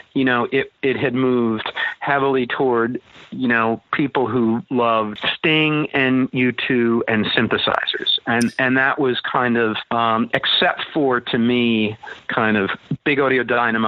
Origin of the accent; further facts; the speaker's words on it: Connecticut, United States; moved away; also born or lived in New York; Connecticut, my hometown